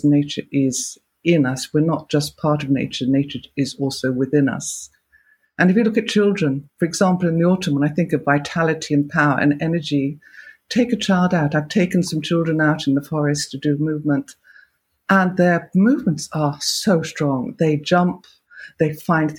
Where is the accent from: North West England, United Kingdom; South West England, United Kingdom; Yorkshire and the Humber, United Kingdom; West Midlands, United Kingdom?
South West England, United Kingdom; Gloucestershire; moved away; I come from Gloucestershire originally